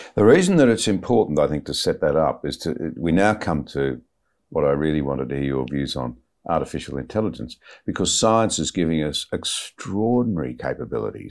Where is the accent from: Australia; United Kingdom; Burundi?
Australia; as an Australian